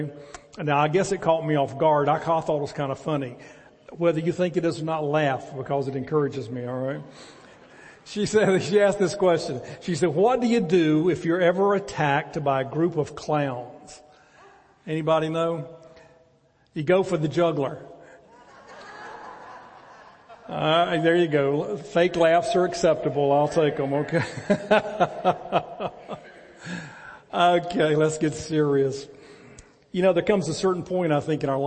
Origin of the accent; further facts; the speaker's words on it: the Carolinas, United States; now in Athens, TX, United States; we're both from the Carolinas, and all of our families there